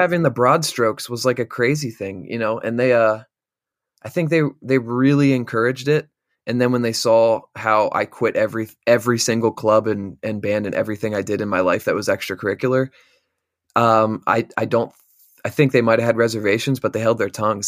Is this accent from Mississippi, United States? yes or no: no; Bellefonte, Pennsylvania, United States; also born or lived in Carlisle, Pennsylvania; I'm actually from central Pennsylvania